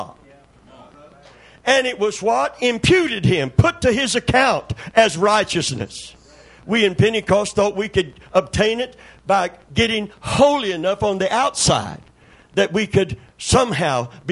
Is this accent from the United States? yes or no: yes; Kentucky, United States; born or raised there